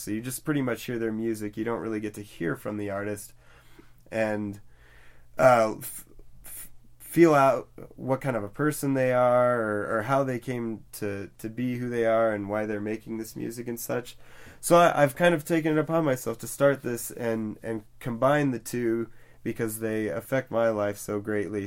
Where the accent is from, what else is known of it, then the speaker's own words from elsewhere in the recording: outside of Cedar Rapids, Iowa, United States; I'm originally uh, born and raised in Iowa outside of Cedar Rapids